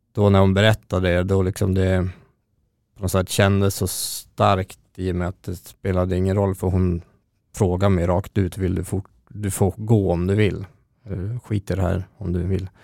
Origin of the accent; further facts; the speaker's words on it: Örnsköldsvik, Västernorrland County, Sweden; moved away as an adult; now in Stockholm, Sweden; Jag är från Örnsköldsvik ursprungligen. Jag har bott i Stockholm sedan tjugohundrasexton